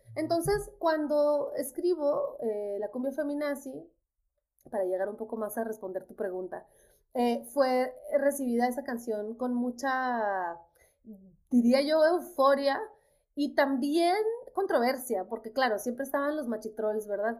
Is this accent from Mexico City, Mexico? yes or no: no; Nogales, Sonora, Mexico; moved away as an adult; also born or lived in Guadalajara; now in New York, United States; yo crecí mi casa estaba en Nogales, Sonora y sigue estando ahí